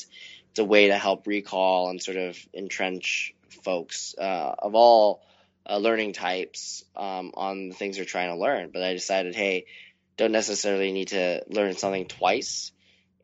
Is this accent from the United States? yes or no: no; Vancouver, British Columbia, Canada; moved away as an adult; Vancouver is a great place to grow up